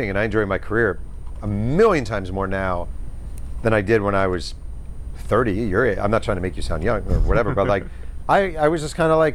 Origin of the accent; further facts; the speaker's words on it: Mahopac, New York, United States; moved away; also born or lived in New Rochelle, New York; I'm from Mayo Pack.